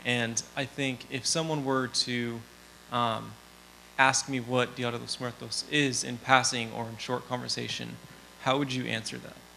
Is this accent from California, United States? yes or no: yes; Southern California, United States; I'm from Southern California.